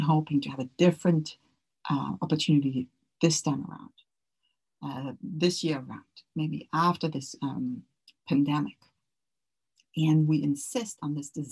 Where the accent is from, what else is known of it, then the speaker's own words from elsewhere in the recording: Germany; moved away; also born or lived in Orange County; I grew up in Germany where family was always very important to me